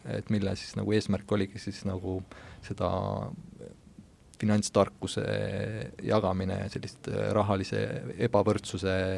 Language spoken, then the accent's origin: Estonian; Pärsama, Saare County, Estonia; moved away as an adult; now in Tallinn, Estonia; Saaremaalt, Põhja-Saaremaalt, sellisest külast nagu Pärsamaa